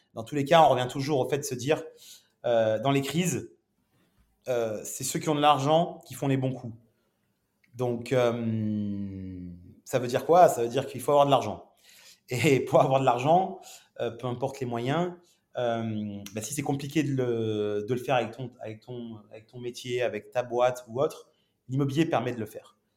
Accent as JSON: {"language": "French", "town": "Nice", "region": "Provence-Alpes-Côte d'Azur", "country": "France", "also_born_or_lived": "Montreal, Canada", "said": "je suis niçois d'origine, donc un, bon sudiste"}